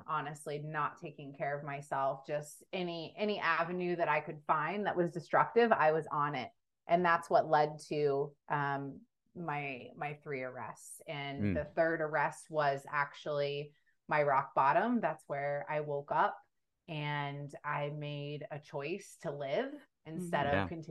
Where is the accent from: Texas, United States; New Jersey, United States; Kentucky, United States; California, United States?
Texas, United States; Was born and raised in Texas.